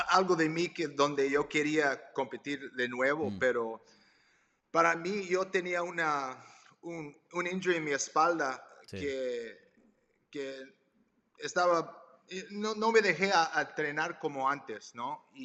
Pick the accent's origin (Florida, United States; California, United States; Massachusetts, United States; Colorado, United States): Massachusetts, United States; Boston; born there; Spanish is a second language; Ah, soy, peruano, mis, padres son de Perú, a mi, mamá de Lima, mi papá de Chiclayo. Entonces crecí hablando español.